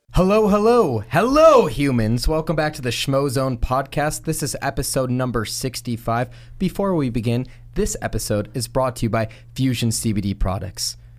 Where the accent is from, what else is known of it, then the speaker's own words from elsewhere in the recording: Chicago, Illinois, United States; I'm from Chicago